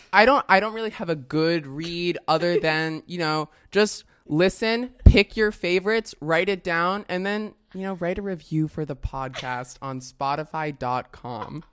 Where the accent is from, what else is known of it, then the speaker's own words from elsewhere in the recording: Westchester, New York, United States; I am from New York, uh, New York, but also from Westchester, New York